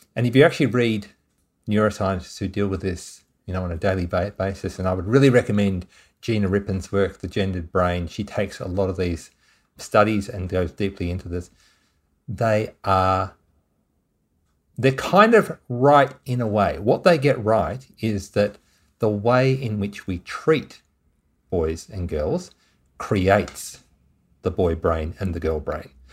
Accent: Tasmania, Australia; moved away; I'm originally from Tasmania

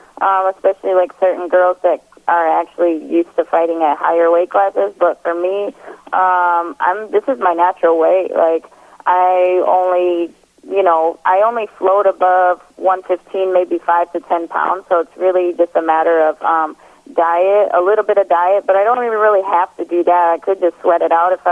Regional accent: Milwaukee, Wisconsin, United States; now in Colorado, United States; people that I grew up with in Milwaukee

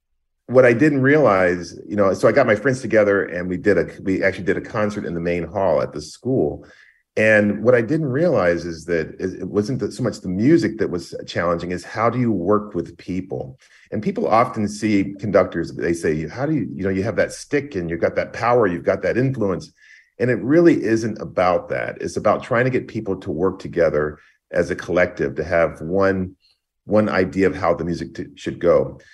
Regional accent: Greensboro, North Carolina, United States; So I grew up in Greensboro, North Carolina. Both my parents are music teachers.

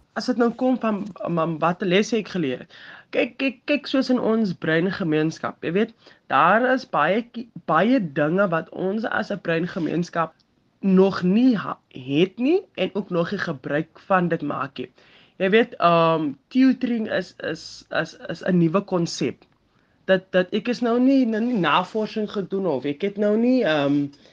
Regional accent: Atlantis, Western Cape, South Africa; Ek is van 'n ek sal sê klein dorpie, maar ek is van Atlantis

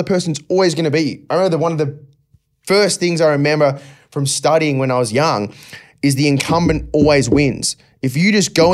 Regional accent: Australia; growing up in Australia, I never played AFL

